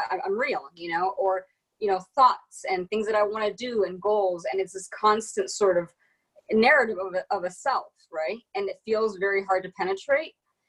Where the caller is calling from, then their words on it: Washington, District of Columbia, United States; I'm in Washington, D.C., where the police barricaded the cherry blossoms so that we wouldn't go near them.